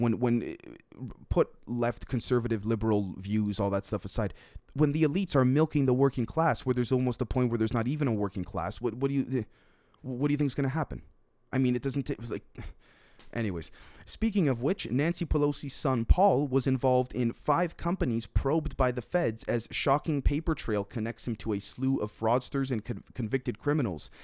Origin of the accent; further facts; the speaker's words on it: Canada; As a Canadian